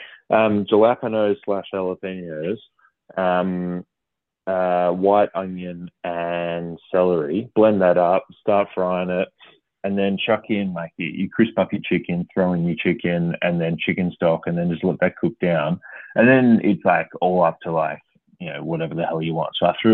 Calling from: Creswick, Victoria, Australia; No, I'm in the beautiful part of the world called Creswick, mate, just about half an hour out of Ballarat

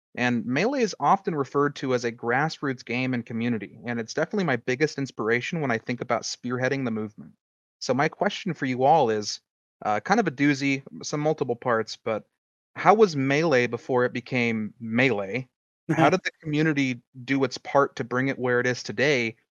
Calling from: Indiana, United States; I'm calling from Indiana.

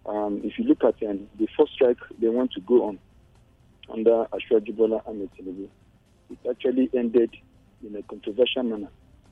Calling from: Senegal; I'm telling you from Senegal

